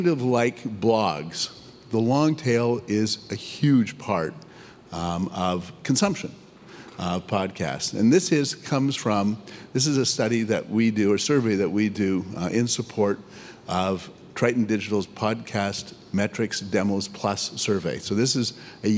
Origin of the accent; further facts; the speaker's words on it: Canada; I'm Canadian, I say niches, not niches